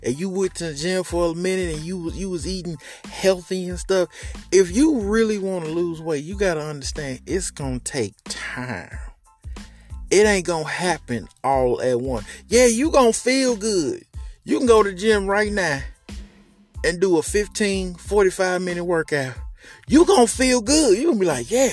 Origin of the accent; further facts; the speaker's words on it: the South, United States; I am from the South